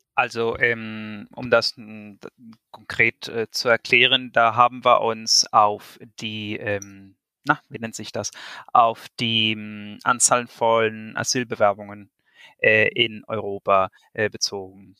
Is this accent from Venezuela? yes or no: yes; Venezuela; now in Germany; wir Venezolaner